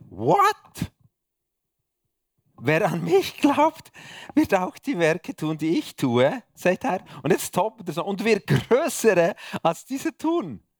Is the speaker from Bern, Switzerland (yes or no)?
yes; Bern, Switzerland; merci, dass ihr mich als Berner da bei euch aushaltet ist immer wieder eine Freude, in der Schweiz oder im Ausland unterwegs zu sein.